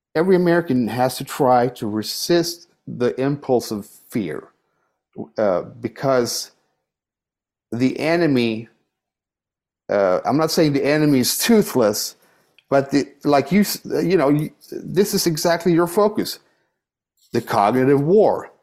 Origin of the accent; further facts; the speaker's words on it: Sweden; now in United States; I'm, I'm from Sweden. That's my, you know, I have an emotional connection to Sweden. Uh, that's my soil, you know, it's, I'm Swedish